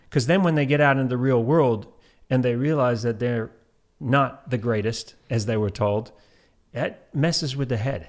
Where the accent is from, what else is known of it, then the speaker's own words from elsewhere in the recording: Antigua & Barbuda; moved away; also born or lived in New Zealand; I grew up in Antigua, and, uh, also where they had the British system.